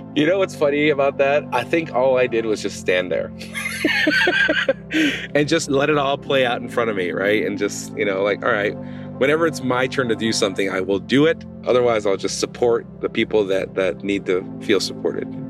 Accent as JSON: {"language": "English", "region": "Southern California", "country": "United States", "tie": "born or raised there", "moved": "as an adult", "lives_now": "Traverse City, United States", "said": "growing up in Southern California"}